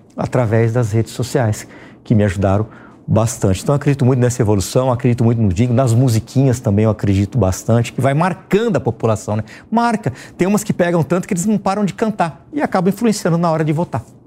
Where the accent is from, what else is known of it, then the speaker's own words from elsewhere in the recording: Ribeirão Preto, São Paulo, Brazil; eu me lembro lá na minha infância em Ribeirão Preto